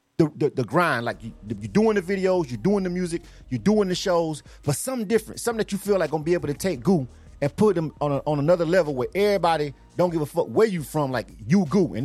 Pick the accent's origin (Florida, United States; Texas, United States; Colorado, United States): Florida, United States; Panama City; we both from Panama City, Florida